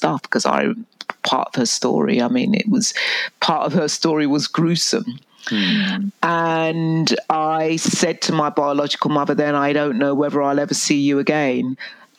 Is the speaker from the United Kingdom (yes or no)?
yes; England, United Kingdom; moved away as an adult; now in Canada; I was born in England and I went into foster care